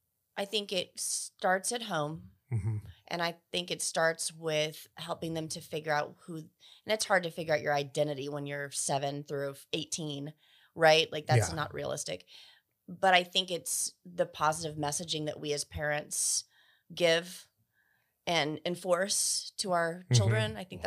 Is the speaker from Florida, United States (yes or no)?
no; Burke, Virginia, United States; moved back to my hometown. I'm from Fairfax County, Virginia. Mm-hmm. It's actually called Burke, is the town.